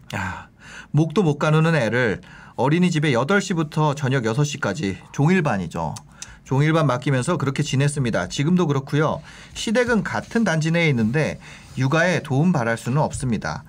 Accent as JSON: {"language": "Korean", "town": "Gangneung", "region": "Gangwon", "country": "South Korea", "tie": "born or raised there", "moved": "yes", "said": "저는 사실 고향이 강릉이라서"}